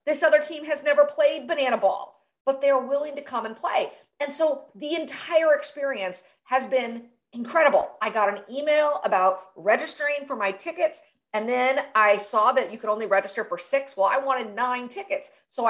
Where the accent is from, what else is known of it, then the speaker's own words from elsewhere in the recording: Des Moines, Iowa, United States; my hometown in Des Moines, Iowa.